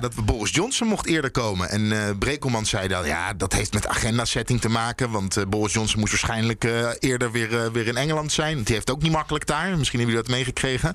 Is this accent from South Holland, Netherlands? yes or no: yes; Leiden, South Holland, Netherlands; Ik kom dus uit Leiden